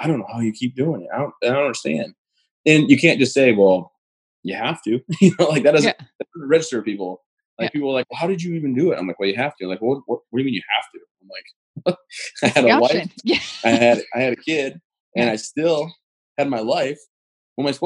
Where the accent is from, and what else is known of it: Michigan, United States; born or raised there; moved away as an adult; now in Maine, United States